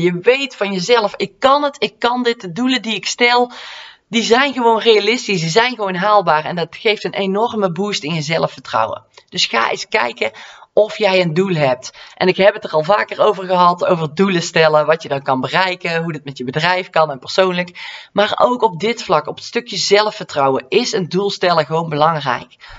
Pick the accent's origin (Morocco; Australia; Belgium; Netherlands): Netherlands; North Brabant; accent: Brabantse; mijn Brabantse accent